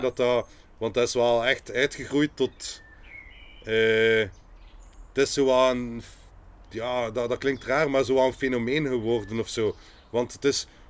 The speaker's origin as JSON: {"language": "Dutch", "town": "Ghent", "region": "Flanders", "country": "Belgium", "said": "We zijn allemaal van Gent, we zijn allemaal artiesten"}